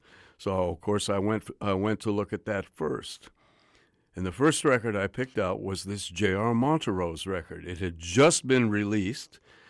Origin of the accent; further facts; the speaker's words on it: Montreal, Quebec, Canada; also born or lived in New York; now in Vancouver, Canada; I grew up in Montreal and New York, so Vancouver was a little bit like a small town to me, but it was nice.